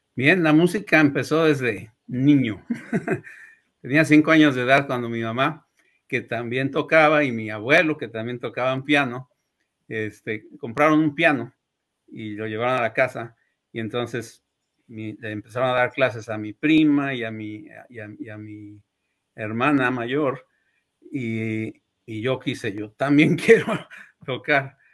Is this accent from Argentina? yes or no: no; Puebla, Mexico; moved away as an adult; also born or lived in Ciudad Juárez, Mexico; now in Michigan, United States; Nací allá en Puebla en 1968 y, allá desarrollé, me crecí, digamos, mis estudios iniciales, la primaria, la música, eh, secundaria, preparatoria y la universidad